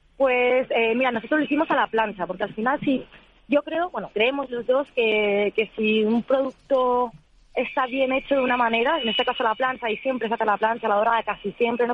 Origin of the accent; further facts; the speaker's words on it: San Lorenzo de El Escorial, Community of Madrid, Spain; nosotros somos de San Lorenzo del Escorial, de, la Sierra de Madrid, de la Sierra Oeste